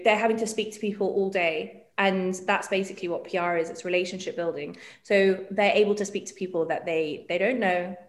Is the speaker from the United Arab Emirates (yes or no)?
yes; Dubai, United Arab Emirates; I grew up in Dubai